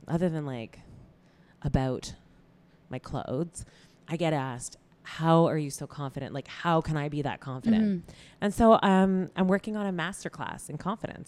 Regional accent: Toronto, Ontario, Canada; moved away as an adult; now in Los Angeles, United States; I love Toronto. I have mad love for my hometown.

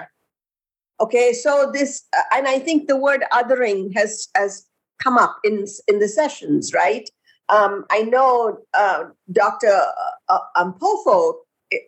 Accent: India; now in United States; I grew up in India

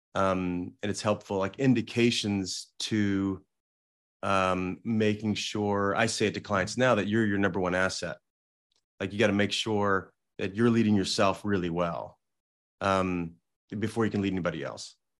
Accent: Salem, Illinois, United States; now in West Hollywood, United States; I grew up in a small town in southern Illinois

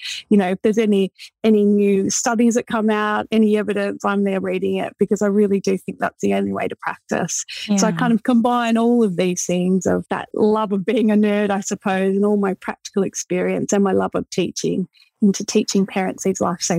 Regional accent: Australia; moved away as an adult; So I moved over from Australia. You know, I didn't have, at the time we had a 3-month-old baby. I didn't know anyone.

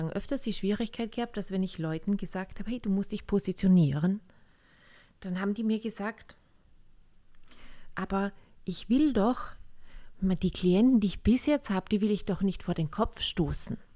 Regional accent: Austria; Oh ja, wir sind Österreicher, habt ihr ja schon gemerkt.

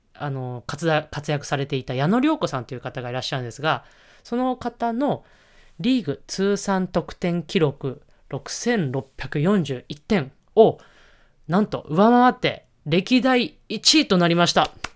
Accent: Niigata, Japan; moved away; 私の地元の新潟県で、えー、行われました

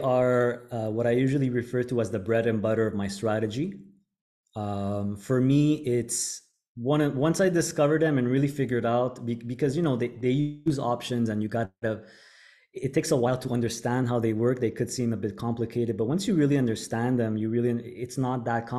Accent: Montreal, Quebec, Canada; moved away as an adult; now in Panama; I born and raised in Montreal, Canada

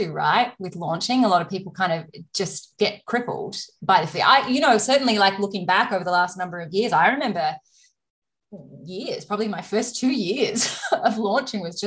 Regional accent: Australia; I'm Australian

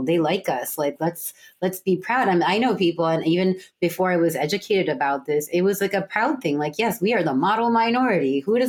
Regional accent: India; Indian. Or we're Indian. So we're both Indian women, right? But we're very different, right? Because we were raised in different places.

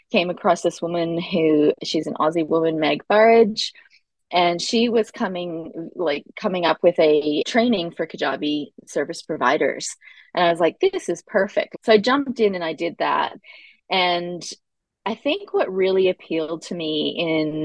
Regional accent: Canada; now in Australia; I live in Australia, but I am Canadian

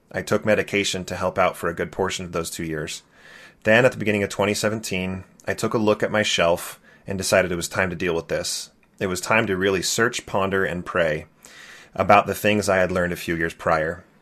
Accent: California, United States; Growing up in California, I loved being the Mormon kid

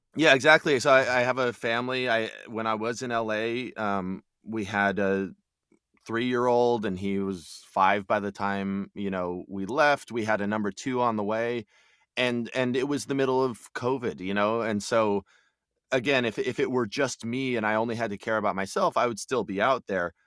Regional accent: Albuquerque, New Mexico, United States; moved away as an adult; also born or lived in Austin, Texas; now in Texas, United States; I'm from the Southwest. I, I grew up in Albuquerque, New Mexico

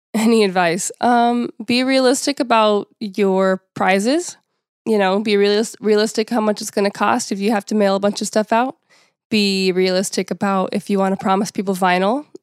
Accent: United States; being American

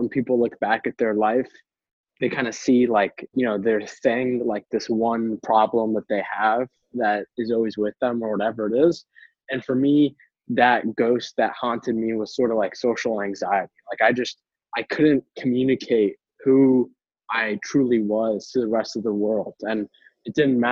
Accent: Boston, Massachusetts, United States; I am born and raised in Boston, Massachusetts, on the East Coast of the United States

